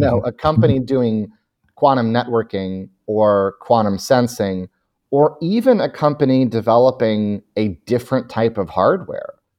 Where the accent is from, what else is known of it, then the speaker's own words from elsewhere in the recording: Chicago, Illinois, United States; moved away; I'm from Chicago originally